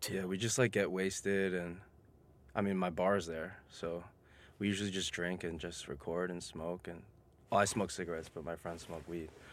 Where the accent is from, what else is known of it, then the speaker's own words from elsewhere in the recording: New York City, New York, United States; I'm a born and raised New Yorker. I'm originally from Queens